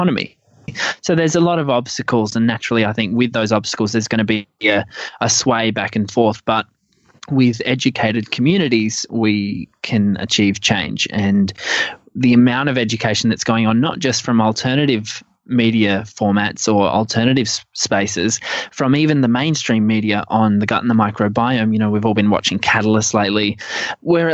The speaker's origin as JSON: {"language": "English", "town": "Adelaide", "region": "South Australia", "country": "Australia", "tie": "born or raised there", "moved": "yes", "said": "Adelaide's my hometown"}